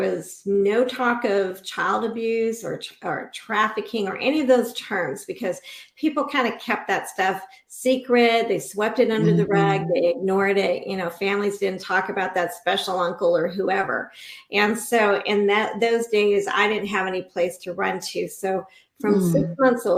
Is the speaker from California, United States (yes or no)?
yes; Inglewood, California, United States; now in Central Oregon, United States; My original home was Inglewood, California, home of the original Lakers